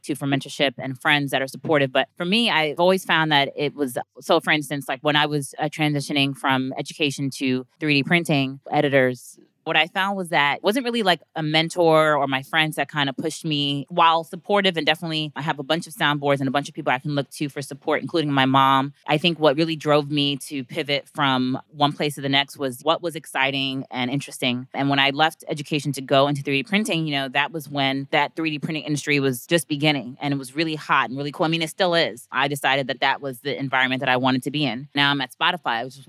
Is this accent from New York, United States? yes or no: yes; New York City, New York, United States; I'm from Brooklyn, New York, as Kevin mentioned. Grew up in Park Slope